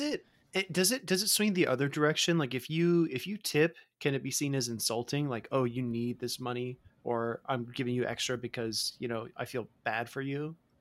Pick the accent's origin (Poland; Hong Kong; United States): United States; Mississippi; moved away; also born or lived in Florida; I grew up in Mississippi and, and, I spent a lot of time in Florida